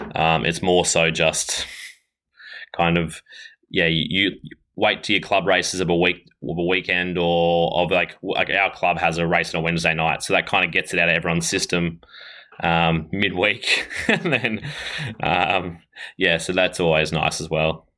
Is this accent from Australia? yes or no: yes; Ballarat, Victoria, Australia; I am from Ballarat, Victoria, uh, in Australia